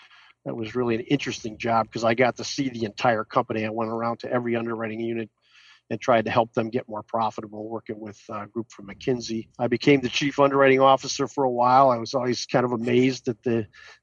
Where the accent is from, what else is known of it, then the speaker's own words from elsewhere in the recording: Oak Park, Illinois, United States; also born or lived in Chicago / DeKalb, Illinois; I lived in the first suburb west of Chicago called Oak Park. Went to Oak Park High School